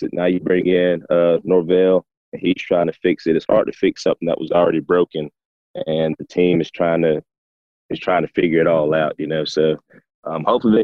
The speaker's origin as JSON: {"language": "English", "area": "Tift County", "region": "Georgia", "country": "United States", "tie": "born or raised there", "said": "my hometown, Tift County."}